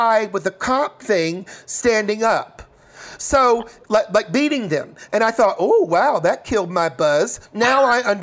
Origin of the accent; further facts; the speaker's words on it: Chattanooga, Tennessee, United States; moved away; also born or lived in New York; I grew up in Chattanooga, Tennessee.